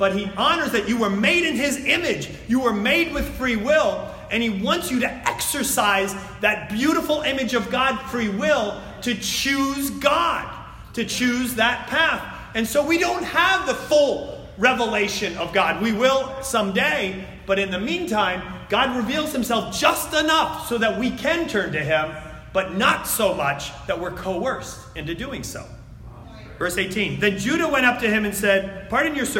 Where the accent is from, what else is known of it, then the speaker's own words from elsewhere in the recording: New Jersey, United States; I'm from New Jersey.